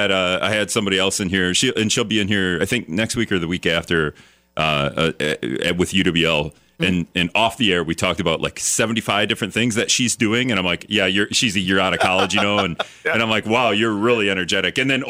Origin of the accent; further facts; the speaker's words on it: Hortonville, Wisconsin, United States; now in La Crosse, United States; if my high school Hortonville